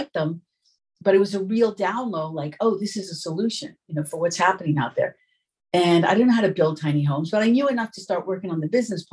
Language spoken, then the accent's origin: English; New York City, New York, United States; moved away as an adult; also born or lived in Long Island; I'm from New York. Yeah. And I grew up in New York City, and then I moved to the suburbs of Long Island